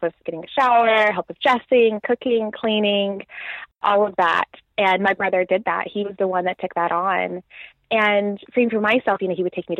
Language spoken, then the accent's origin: English; Nashville, Tennessee, United States; moved away as an adult; now in England, United Kingdom; I grew up in Nashville, had a very happy, very loving